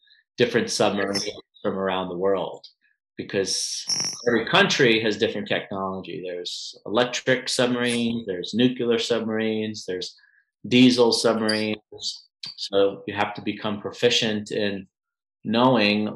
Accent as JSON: {"language": "English", "town": "New York City", "region": "New York", "country": "United States", "tie": "born or raised there", "also_born_or_lived": "San Diego / Pensacola, Florida", "moved": "as an adult", "lives_now": "Arizona, United States", "said": "I grew up in Queens, New York, born and raised. At the age of 20, I left New York"}